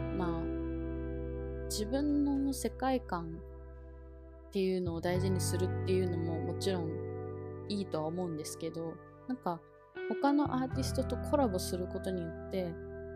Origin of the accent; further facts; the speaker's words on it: Okinawa, Japan; now in Taiwan; 私の地元の沖縄